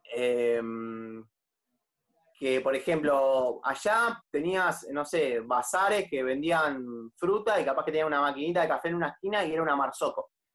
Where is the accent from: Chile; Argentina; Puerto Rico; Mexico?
Argentina; La Plata, Buenos Aires Province; yo soy de La Plata